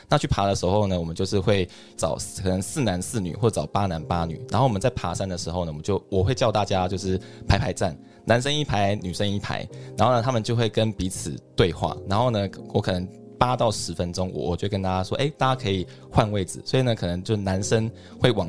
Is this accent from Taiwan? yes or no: yes; Taiwan; moved away as an adult; now in United States; 我在台湾读到研究所毕业，然后呢到竹科工作。